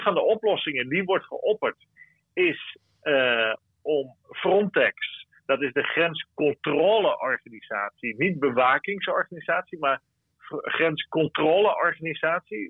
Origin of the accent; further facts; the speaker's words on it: Friesland, Netherlands; now in Brussels, Belgium; als Fries